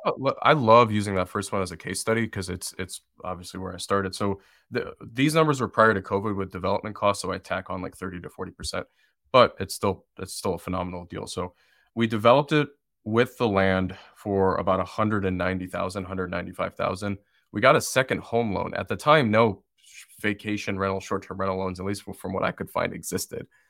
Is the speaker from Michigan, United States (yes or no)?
yes; Detroit, Michigan, United States; moved away as an adult; now in Asheville, United States; I'm originally from Detroit, Michigan, but I wasn't really open to going back to where I grew up